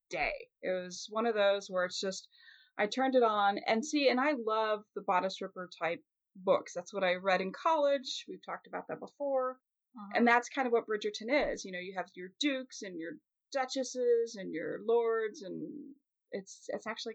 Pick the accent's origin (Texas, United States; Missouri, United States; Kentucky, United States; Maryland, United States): Missouri, United States; Kansas City; my hometown, when Kansas City does well at sports, I'm